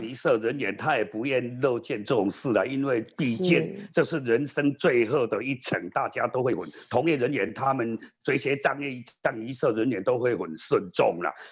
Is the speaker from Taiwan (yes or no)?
yes; Yunlin County, Taiwan; 我是营林人